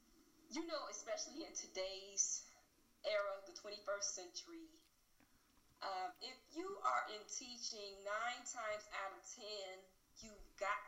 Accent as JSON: {"language": "English", "town": "Gary", "region": "Indiana", "country": "United States", "tie": "born or raised there", "moved": "as an adult", "said": "reestablishing myself in my hometown."}